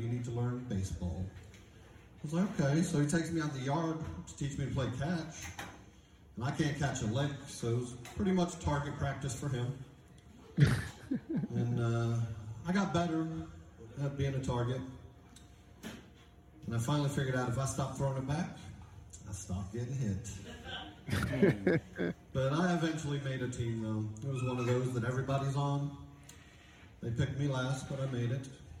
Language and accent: English; London, United Kingdom; now in Atlanta, United States; I do live in Atlanta, but I'm originally from England.